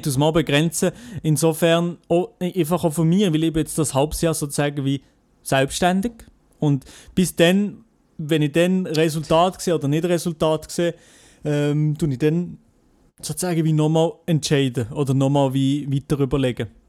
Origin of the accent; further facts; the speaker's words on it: Switzerland; ich sage nicht, äh, wo ich herkomme, dass ich Schweizer mhm. bin